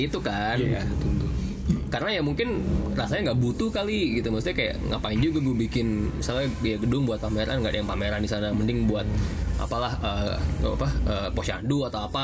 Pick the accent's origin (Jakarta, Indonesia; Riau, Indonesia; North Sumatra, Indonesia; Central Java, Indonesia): Central Java, Indonesia; Semarang; born there; now in Bekasi, Indonesia; Bekasi tapi kelahiran Semarang